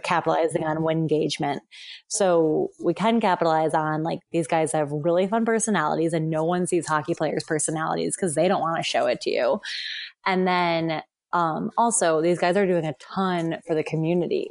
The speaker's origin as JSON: {"language": "English", "town": "Buffalo", "region": "New York", "country": "United States", "tie": "born or raised there", "moved": "yes", "said": "I grew up in Buffalo, so I grew up around hockey"}